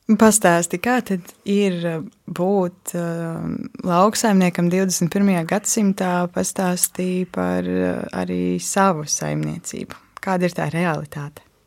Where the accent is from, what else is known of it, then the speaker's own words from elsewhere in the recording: Latvia; Es pati esmu uzaugusi ārpus Rīgas. Um, man deklarētā dzīvesvieta tiešām ir dziļos laukos.